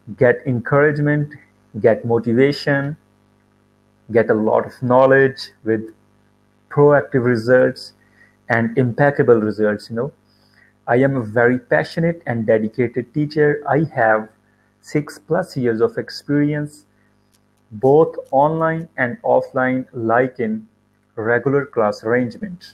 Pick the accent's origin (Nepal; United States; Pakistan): Pakistan; I am from Pakistan.